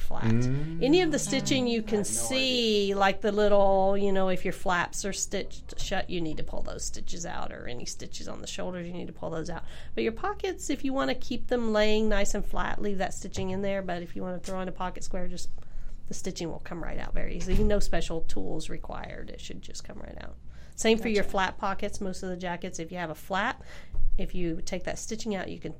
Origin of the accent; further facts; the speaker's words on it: Tennessee, United States; I'm from Tennessee